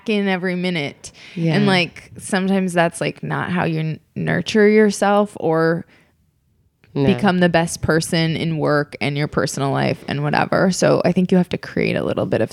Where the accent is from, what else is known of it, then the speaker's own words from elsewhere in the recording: Minnesota, United States; moved away as an adult; also born or lived in Columbia, Missouri / St. Louis / Chicago; now in Los Angeles, United States; I grew up in Minnesota